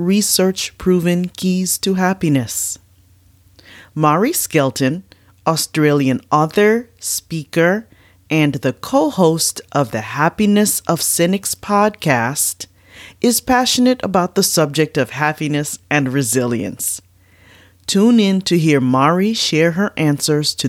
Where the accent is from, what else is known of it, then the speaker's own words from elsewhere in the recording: United States; I'm an American